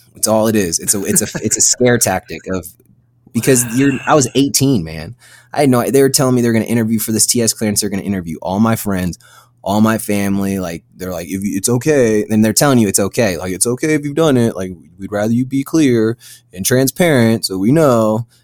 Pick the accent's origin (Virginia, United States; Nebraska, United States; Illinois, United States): Virginia, United States; moved away as an adult; I'm from Virginia, born and raised in Virginia